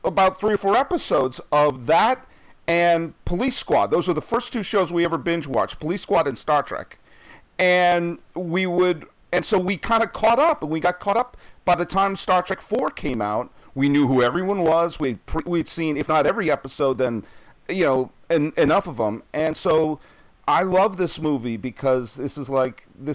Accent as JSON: {"language": "English", "town": "Weston", "region": "Massachusetts", "country": "United States", "tie": "born or raised there", "said": "We grew up in Weston, which is out near Wayland and Waltham"}